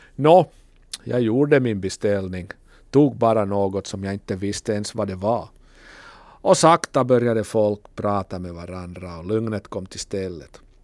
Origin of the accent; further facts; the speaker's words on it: Kokkola, Central Ostrobothnia, Finland; från Kokkola.